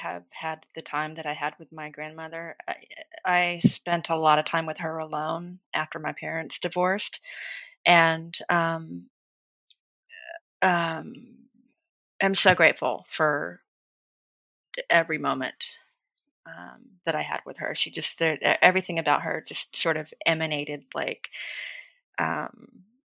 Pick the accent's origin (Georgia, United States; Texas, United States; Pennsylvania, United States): Georgia, United States; now in Dallas, United States; growing up in the South, I grew up in the foothills of Appalachia.